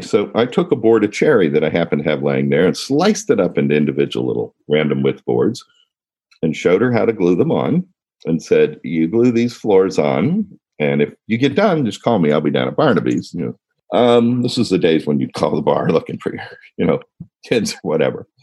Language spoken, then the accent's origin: English; Washington, District of Columbia, United States; also born or lived in Ohio; we moved to Washington, D.C. in 1962